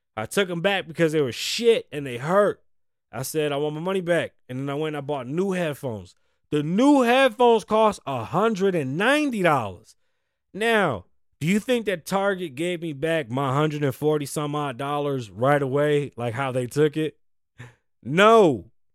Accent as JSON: {"language": "English", "country": "United States", "said": "We're American."}